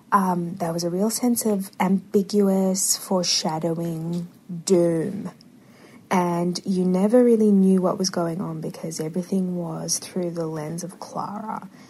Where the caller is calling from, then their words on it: Sydney, New South Wales, Australia; I'm calling from Sydney, Australia